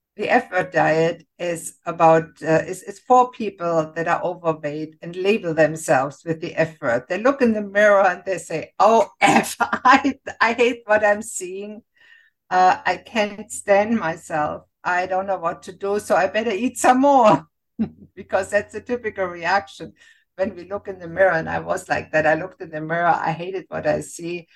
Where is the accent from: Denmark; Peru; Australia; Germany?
Germany; moved away as an adult; now in Canada; I grew up in Germany and I became a physician